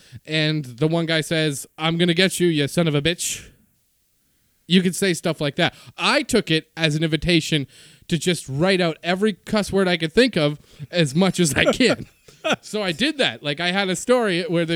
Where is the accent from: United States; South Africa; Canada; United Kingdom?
Canada; I am Canadian.